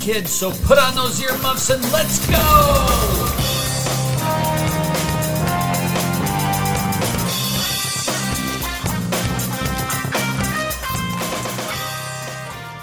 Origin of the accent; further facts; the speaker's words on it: Minneapolis–Saint Paul, Minnesota, United States; I was born and raised here in the Twin Cities